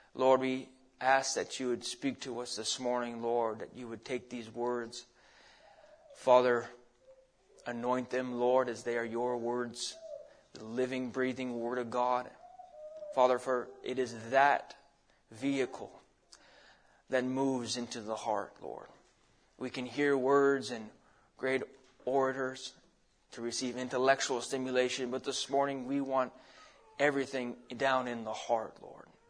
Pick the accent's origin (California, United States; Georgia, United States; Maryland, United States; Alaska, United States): Alaska, United States; moved away as an adult; also born or lived in Arizona; now in Idaho, United States; I grew up in Alaska.